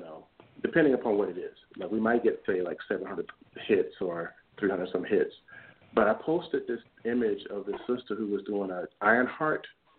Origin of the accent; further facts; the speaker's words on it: the South, United States; now in Buffalo, United States; I grew up in the South